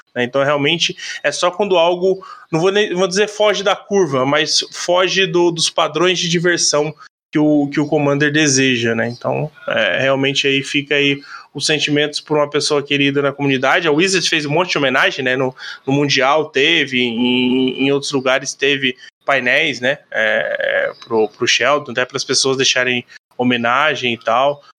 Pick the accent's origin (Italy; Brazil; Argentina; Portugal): Brazil; como brasileiro